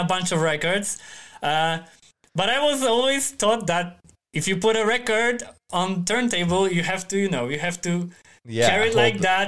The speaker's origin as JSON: {"language": "English", "town": "Starogard Gdański", "region": "Pomeranian Voivodeship", "country": "Poland", "tie": "born or raised there", "second_language": "English", "lives_now": "Tri-City, Poland", "said": "Gdańsk is the biggest city in northern Poland, and my hometown is like 60 kilometers to the south"}